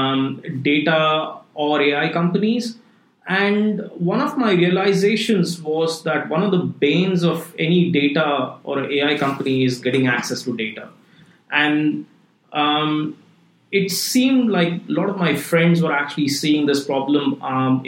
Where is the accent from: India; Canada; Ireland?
India; moved away as an adult; also born or lived in Switzerland / London; now in Singapore; I grew up in India, you know, did my undergrad in computer science, and then went to EPFL in Switzerland